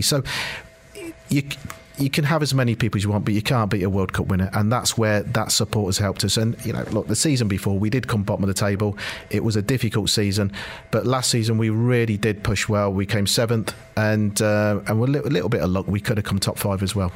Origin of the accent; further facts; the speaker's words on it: United Kingdom; whilst I am Indian, I'm born and bred in uh, in, in Britain